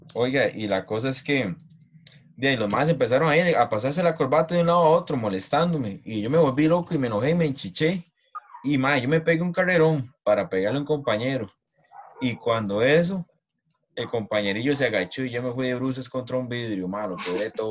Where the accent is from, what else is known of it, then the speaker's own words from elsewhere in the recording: Costa Rica; uno como tico